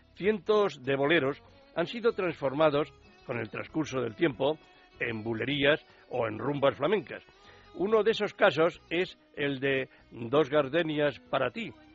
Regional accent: Spain

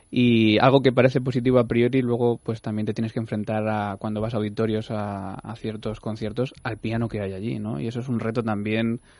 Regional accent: Cuenca, Castilla-La Mancha, Spain; Pues yo soy de Cuenca y me gusta mucho todo lo que es la carne de la sierra, eh, la orza y estas cosas que comemos por allí me gusta mucho.

